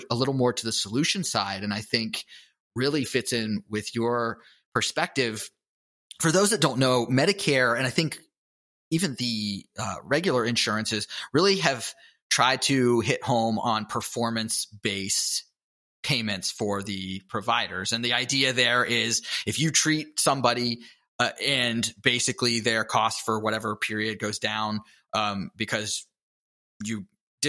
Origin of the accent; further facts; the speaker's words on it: Pittsburgh, Pennsylvania, United States; I'm from Pittsburgh